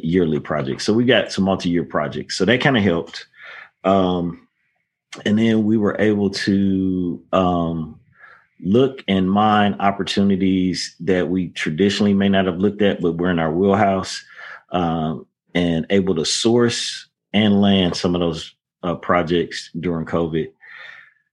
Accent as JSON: {"language": "English", "town": "St. Louis", "region": "Missouri", "country": "United States", "tie": "born or raised there", "moved": "yes", "lives_now": "Dallas, United States", "said": "I grew up in St. Louis"}